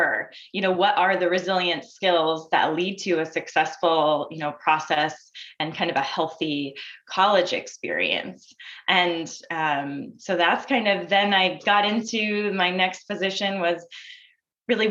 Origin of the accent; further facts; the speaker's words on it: Maine, United States; I grew up in Maine